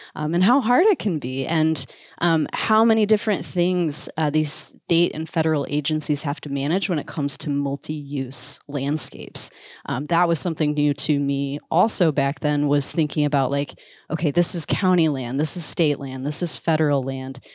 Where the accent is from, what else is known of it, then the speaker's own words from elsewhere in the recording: Iowa, United States; moved away as an adult; also born or lived in Missouri / Alaska; I grew up in Iowa.